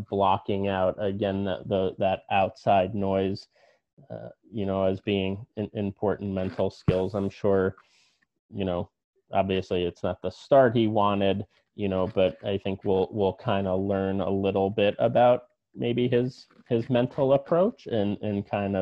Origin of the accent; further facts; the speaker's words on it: New Jersey, United States; I grew up in New Jersey